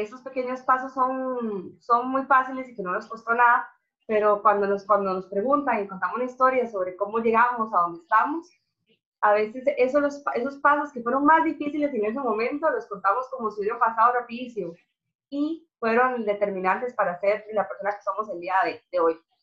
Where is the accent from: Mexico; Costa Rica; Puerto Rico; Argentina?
Costa Rica; moved away as an adult; now in Russia; yo salí de Costa Rica por el hecho de, lo mismo, de que estaba buscando una carrera